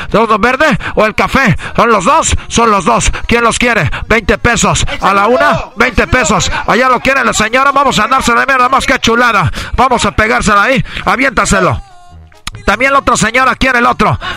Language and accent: Spanish; Mexico; como buen mexicano, tenemos aquí